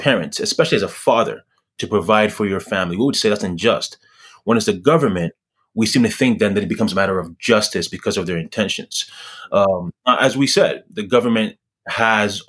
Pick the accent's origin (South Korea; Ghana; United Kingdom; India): Ghana; where I was born in Ghana